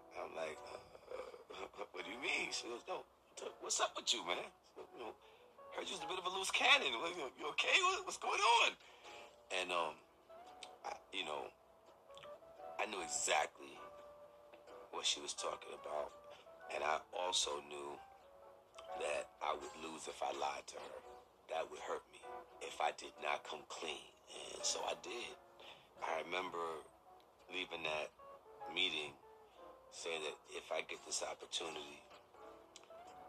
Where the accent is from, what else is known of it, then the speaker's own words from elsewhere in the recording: New York City, New York, United States; Born and bred in New York City in Brooklyn